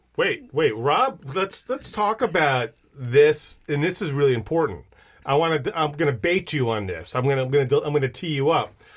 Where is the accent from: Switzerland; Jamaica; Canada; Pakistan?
Switzerland; now in United States; my kids have never been to Switzerland, right, which is my home country.